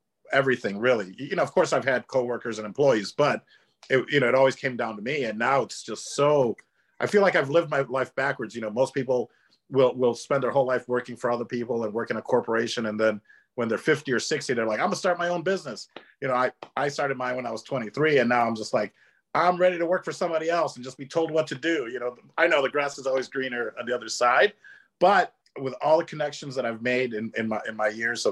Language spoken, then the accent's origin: English; Chicago, Illinois, United States; I grew up in Chicago, where we don't have an accent